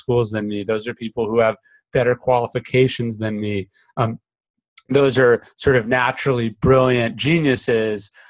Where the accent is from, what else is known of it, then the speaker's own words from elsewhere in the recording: Sacramento, California, United States; I grew up in Sacramento